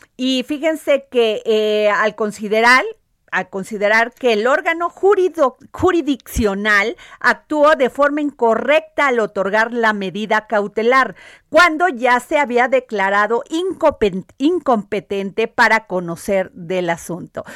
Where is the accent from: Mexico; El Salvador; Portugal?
Mexico; Veracruz; yo soy veracruzana